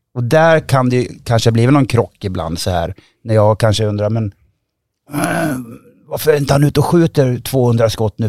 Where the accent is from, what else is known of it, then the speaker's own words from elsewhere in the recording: Hofors, Gävleborg County, Sweden; Jag växte upp i Hofors